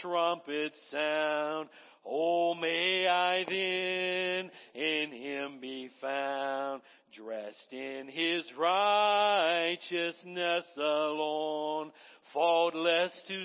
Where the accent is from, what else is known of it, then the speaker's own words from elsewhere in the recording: the South, United States; I was raised in the South